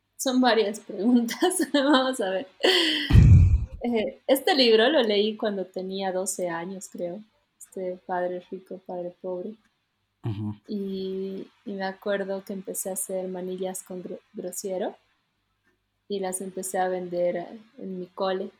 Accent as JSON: {"language": "Spanish", "country": "Bolivia", "tie": "born or raised there", "said": "todos somos andinos, ¿no? Hemos nacido en Bolivia"}